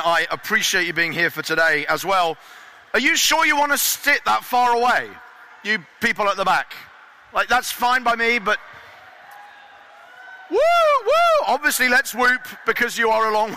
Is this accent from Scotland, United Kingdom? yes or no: no; Eastbourne, South East England, United Kingdom; my hometown of Eastbourne.